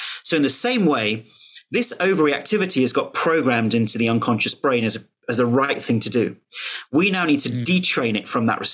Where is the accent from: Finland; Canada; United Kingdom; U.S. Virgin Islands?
United Kingdom; as a Brit